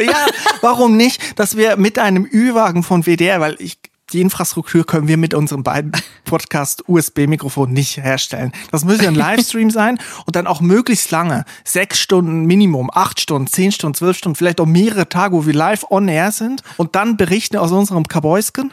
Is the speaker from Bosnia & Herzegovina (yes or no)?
no; Switzerland; Fasnacht, wie man bei mir sagt, wo ich herkomme, in der Schweiz